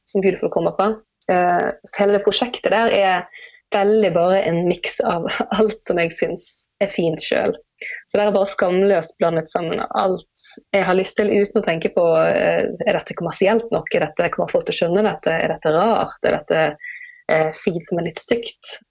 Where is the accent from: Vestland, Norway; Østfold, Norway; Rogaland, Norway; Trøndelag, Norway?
Vestland, Norway; Bergen; Det er der jeg kommer fra, selv om dialekten min den, den fyker jo alle veier. Jeg har ingen fast dialekt lenger.